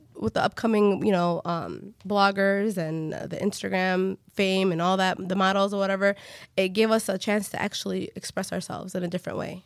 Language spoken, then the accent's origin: English; Hamtramck, Michigan, United States; we grew up in Hamtramck where it wasn't, back in the day, there wasn't that much Yemenis